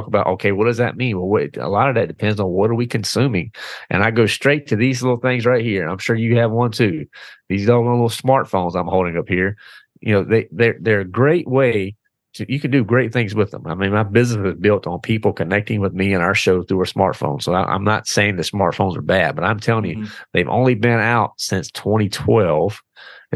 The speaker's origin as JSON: {"language": "English", "region": "the South", "country": "United States", "tie": "born or raised there", "said": "born and raised in the South."}